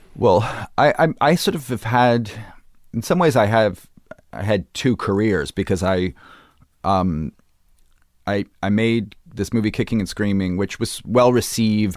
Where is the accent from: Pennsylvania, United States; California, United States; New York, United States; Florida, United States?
New York, United States; Brooklyn; I grew up in Brooklyn